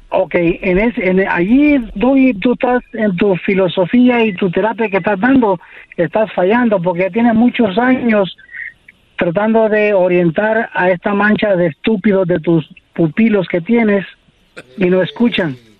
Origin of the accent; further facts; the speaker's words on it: Los Angeles, California, United States; also born or lived in Costa Rica; nací en Costa Rica, pero soy criado aquí en Los Ángeles